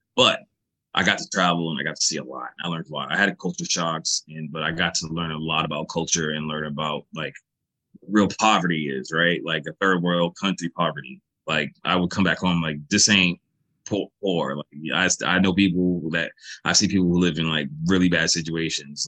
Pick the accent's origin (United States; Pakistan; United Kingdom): United States